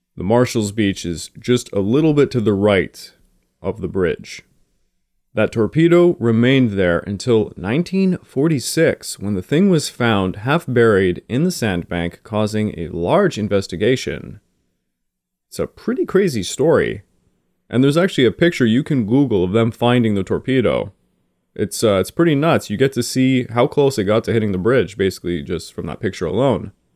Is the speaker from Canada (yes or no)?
yes; Canada; I am a Canadian